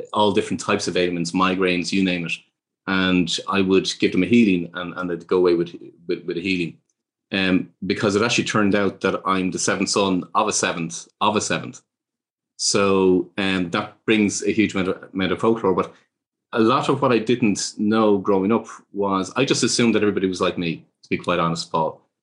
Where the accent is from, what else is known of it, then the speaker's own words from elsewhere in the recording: Ireland; growing up in Ireland